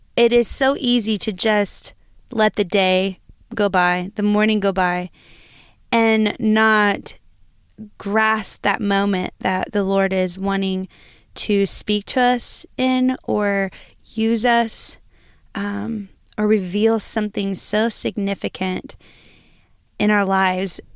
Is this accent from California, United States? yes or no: no; Lima, Ohio, United States; moved away; I am from, originally from Lima, Ohio